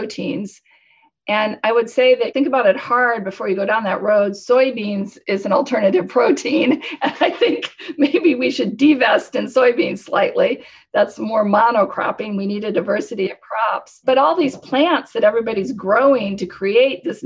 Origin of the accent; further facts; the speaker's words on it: Nebraska, United States; moved away as an adult; also born or lived in Tokyo, Japan / London, United Kingdom; I'm from Nebraska